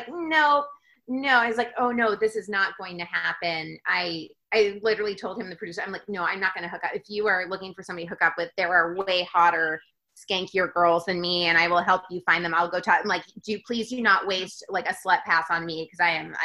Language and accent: English; Florida, United States; moved away; I am from Florida